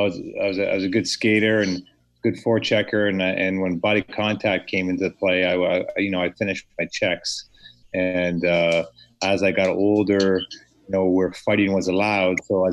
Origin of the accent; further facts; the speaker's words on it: Delhi, Ontario, Canada; also born or lived in Port Dover, Ontario; Norfolk County is my hometown. I grew up in a little town, tobacco town called Delhi, and then I just moved south towards the water over the years.